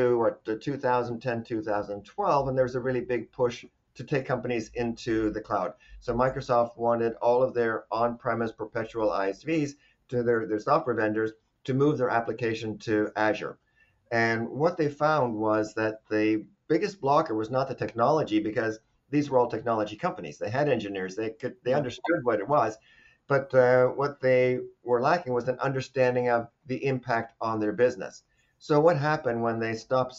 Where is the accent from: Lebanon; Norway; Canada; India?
Norway; moved away as an adult; also born or lived in Arizona; now in United States; I'm actually from Norway originally.